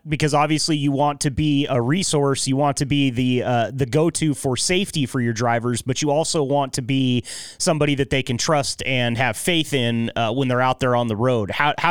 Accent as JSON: {"language": "English", "region": "Pacific Northwest", "country": "United States", "said": "I'm from the Pacific Northwest. We use them religiously over here, but we also don't salt the roads in the state that I'm in."}